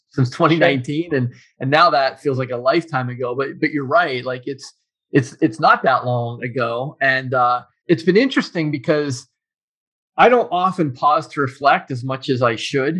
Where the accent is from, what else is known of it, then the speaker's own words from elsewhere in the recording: Pittsburgh, Pennsylvania, United States; also born or lived in Tennessee / New Jersey; now in Cleveland, United States; I was born and raised in Pittsburgh, Pennsylvania